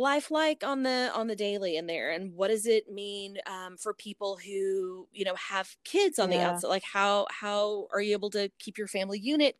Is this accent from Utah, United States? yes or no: no; North Texas, United States; I'm from the North Texas area